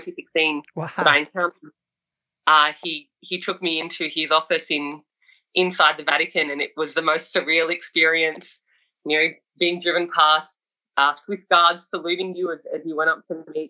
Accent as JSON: {"language": "English", "town": "Sydney", "region": "New South Wales", "country": "Australia", "tie": "born or raised there", "said": "I was a young person growing up in Sydney"}